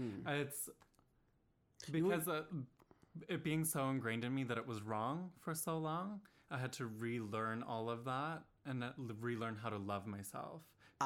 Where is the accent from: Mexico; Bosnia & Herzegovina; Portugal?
Mexico; moved away as an adult; also born or lived in Canada; I grew up in Mexico.